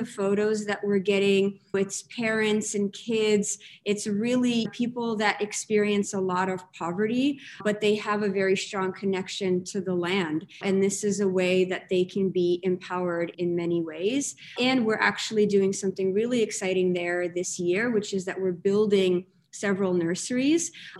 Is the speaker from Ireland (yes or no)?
no; Russia; now in United States; I grew up in Russia, moved to America. I'm this person that is comfortable in these in-betweens and in these things where two different things join.